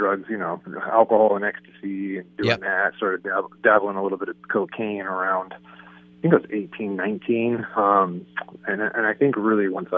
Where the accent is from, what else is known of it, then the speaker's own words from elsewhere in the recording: San Diego, California, United States; San Diego. Grew up by the stadium, up in a little part of San Diego called Sierra Mesa.